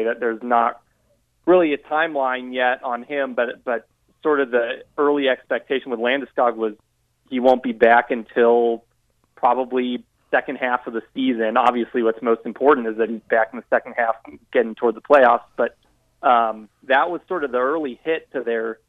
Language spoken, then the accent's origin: English; St. Louis, Missouri, United States; also born or lived in the South; now in Denver, United States; I'm originally from St. Louis, grew up watching a lot of hockey